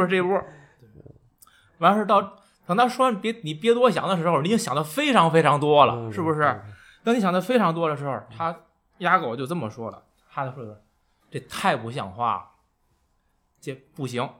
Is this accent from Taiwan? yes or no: no; China; 我们中国人的阅读习惯和表达习惯